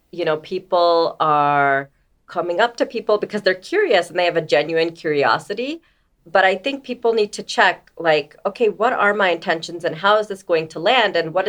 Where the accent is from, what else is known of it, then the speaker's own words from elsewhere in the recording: New Jersey, United States; And I'd be like, I'm from New Jersey. And they would say no. And I'm like, why are we dismissing where I'm from? Like, I'm like, I'm from Jersey.